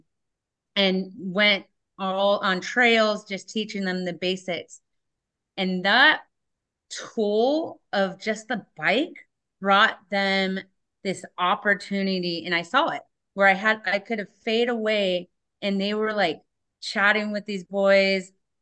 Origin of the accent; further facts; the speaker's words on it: San Diego, California, United States; now in Whatcom County, United States; I grew up in San Diego, California, and my tool was a surfboard